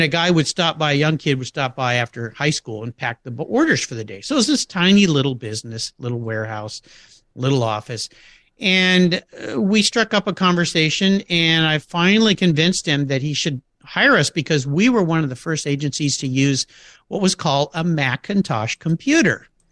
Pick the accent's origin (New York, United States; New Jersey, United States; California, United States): California, United States; La Jolla; I grew up in La Jolla, California